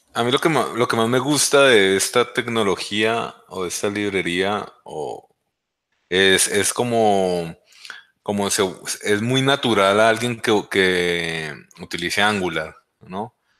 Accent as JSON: {"language": "Spanish", "country": "Colombia", "said": "también soy de Colombia y pues vivo en Colombia."}